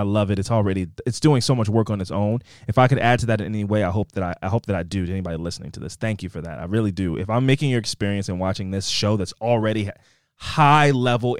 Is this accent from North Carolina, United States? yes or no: yes; North Carolina, United States; I was there for the beginning of Dawson's Creek, senior year of high school, and it was filmed in my home state of North Carolina.